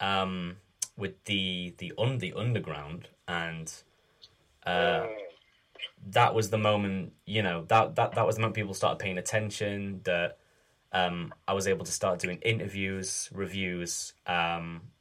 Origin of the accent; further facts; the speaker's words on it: Sheffield, Yorkshire and the Humber, United Kingdom; also born or lived in Leicester; I'm from Sheffield. I've lived here almost all my life, except when I went to uni in Leicester for 3 years.